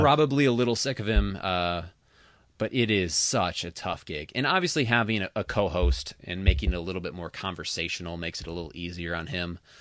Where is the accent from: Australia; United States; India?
United States; Traverse City, Michigan; based in my hometown of Traverse City